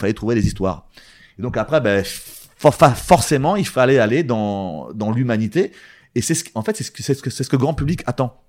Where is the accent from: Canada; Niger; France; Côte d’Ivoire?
France; Val-d'Oise, Île-de-France; je viens du Val d'Oise